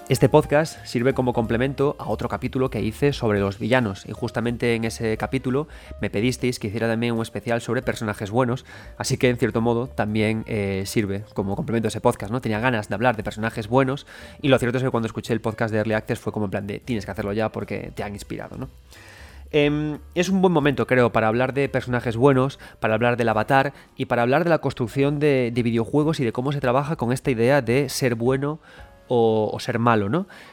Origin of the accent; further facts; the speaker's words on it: Galicia, Spain; soy gallego